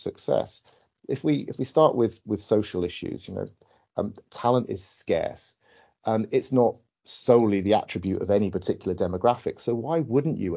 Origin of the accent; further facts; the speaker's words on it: United Kingdom; as a Brit